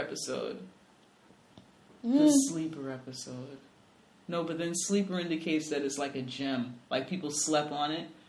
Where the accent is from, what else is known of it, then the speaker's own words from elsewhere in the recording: New York City, New York, United States; accent: New York; we're both from the Bronx, clearly from two different places in the Bronx.